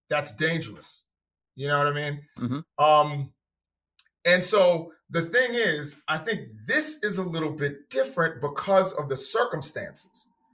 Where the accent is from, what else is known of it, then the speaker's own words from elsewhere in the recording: New York City, New York, United States; moved away; also born or lived in Washington, D.C.; I'm originally from New York City.